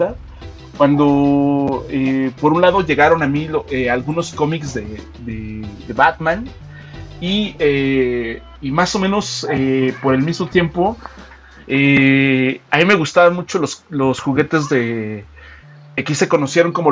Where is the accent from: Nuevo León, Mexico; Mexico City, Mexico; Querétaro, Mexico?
Mexico City, Mexico; now in State of Mexico, Mexico; Y sí, sí, soy de la Ciudad de México. Eh, ahí nací, aunque ahorita radico en el en el, todavía más glorioso estado de México.